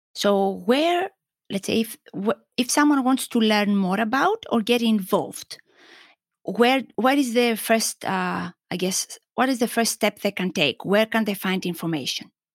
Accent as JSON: {"language": "English", "country": "Greece", "moved": "yes", "said": "growing up in Greek culture"}